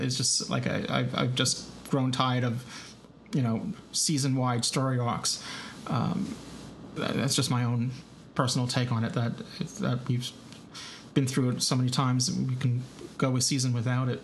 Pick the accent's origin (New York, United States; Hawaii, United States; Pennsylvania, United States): New York, United States; accent: New York; my New York accent